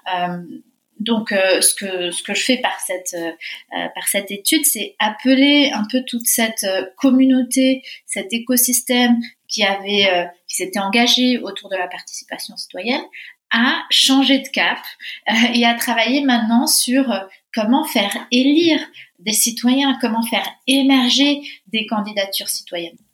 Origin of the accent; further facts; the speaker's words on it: Argentina; moved away as an adult; now in France; je viens d'Argentine, de, de, parents argentins. J'ai vécu là-bas pendant 20 ans, donc euh, j'ai été moi-même française de l'étranger